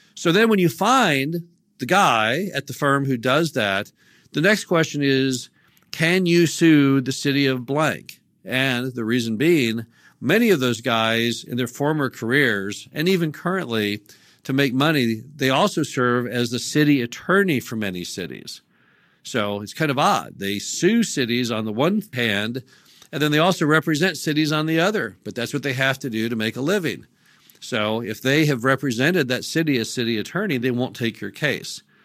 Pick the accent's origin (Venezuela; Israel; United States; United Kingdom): United States; Missouri; my home state of Missouri